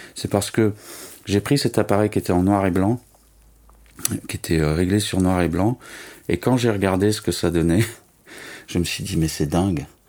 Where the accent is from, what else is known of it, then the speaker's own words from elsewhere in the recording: Nice, Provence-Alpes-Côte d'Azur, France; moved away as an adult; also born or lived in Toulouse / Paris; je suis né à Nice, voilà. J'ai resté 20 ans, j'ai fait des études d'art là-bas.